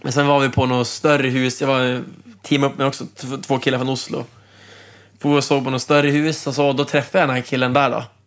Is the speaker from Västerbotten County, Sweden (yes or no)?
yes; Umeå, Västerbotten County, Sweden; moved away as an adult; also born or lived in Trondheim, Norway; now in Norway; jag kommer ju själv från Umeå